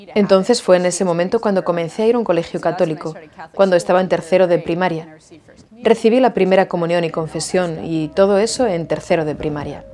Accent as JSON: {"language": "Spanish", "town": "Jacksonville", "region": "Florida", "country": "United States", "tie": "born or raised there", "said": "soy de Jacksonville, Florida. Aquí nací, y crecí."}